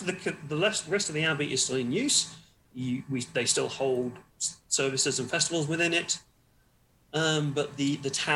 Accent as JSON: {"language": "English", "town": "Wymondham", "region": "East of England", "country": "United Kingdom", "tie": "born or raised there", "also_born_or_lived": "Suffolk / Nottingham", "moved": "yes", "said": "I grew up in, after being in Suffolk and weird, creepy church place, moved to Nottingham for a bit and then moved back down to Norfolk in a town called Wyndham"}